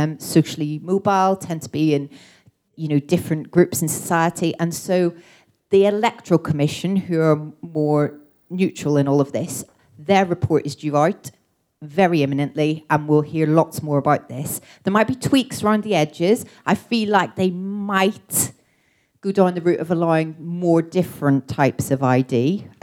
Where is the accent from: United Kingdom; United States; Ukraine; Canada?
United Kingdom; Belfast, Northern Ireland; moved away as an adult; I'm originally from Belfast, okay, I grew up in Northern Ireland, left there when I was 18